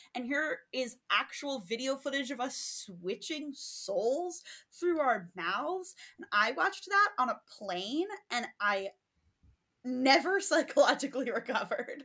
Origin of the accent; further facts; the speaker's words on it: Five College area, Massachusetts, United States; growing up in the Five College area